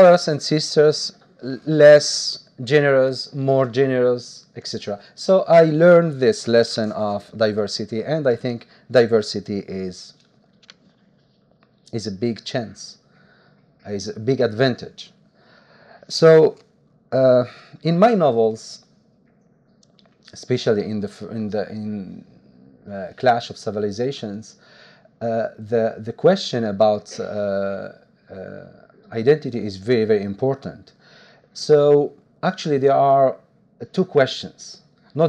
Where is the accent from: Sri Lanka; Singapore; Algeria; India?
Algeria; Algiers, Algiers Province; English is a second language; moved away as an adult; also born or lived in Italy; I was born in Algiers, in Berber, very Berber family, because my mother doesn't speak Arabic. So I lived this condition of minority in Algiers